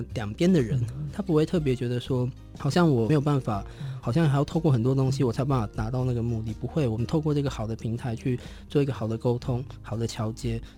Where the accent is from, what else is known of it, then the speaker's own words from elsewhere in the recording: Taiwan; 不管是设计或者是我们所谓身为台湾人这件事情